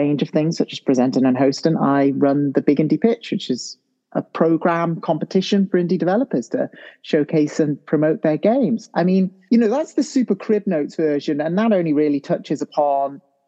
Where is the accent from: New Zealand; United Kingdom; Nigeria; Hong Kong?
United Kingdom; St Asaph, Wales; moved away as an adult; also born or lived in Chester; now in Japan; I'm from Wales, British Welsh, you know, whichever way you want to fill it in. Yeah, very proud of that. I come from quite into the North Wales countryside, to be honest. It is a city, the lovely city of St Asaph, with only 3,000 people.